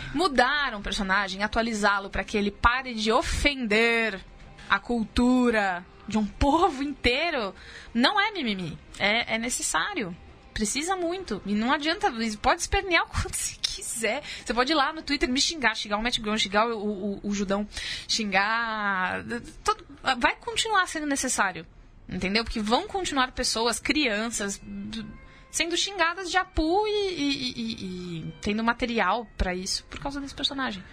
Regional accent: São Paulo, Brazil; eu, paulisteira, do jeito que eu sou

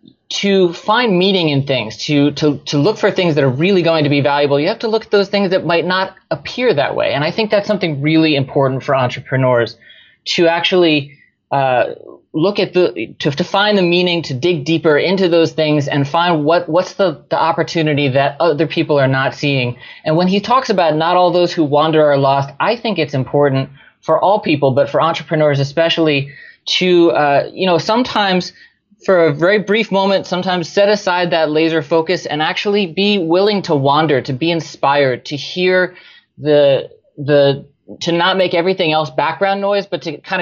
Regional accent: New Jersey, United States; So I grew up in New Jersey, was as American as apple pie for a long time, actually.

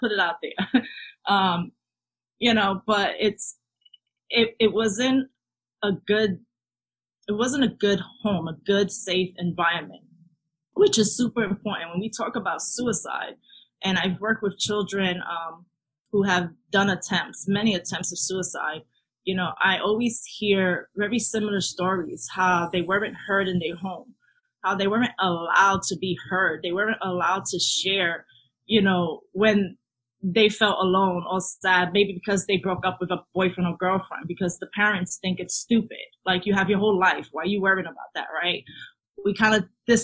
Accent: New York City, New York, United States; moved away as an adult; now in Florida, United States; growing up in the South Bronx, definitely had a sense of community

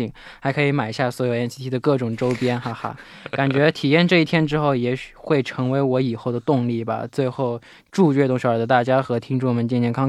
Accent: Malaysia; 那我是来自马来西亚的

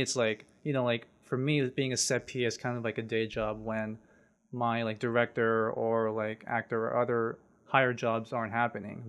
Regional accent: San Jose, California, United States; now in Los Angeles, United States; I was born and raised in San Jose, basically Silicon Valley.

